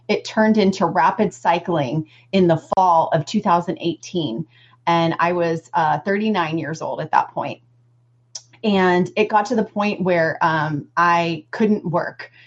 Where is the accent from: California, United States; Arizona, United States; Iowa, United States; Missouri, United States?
Missouri, United States; Southeast; I'm from Southeast Missouri, and um, I just ate what everybody from Southeast Missouri eats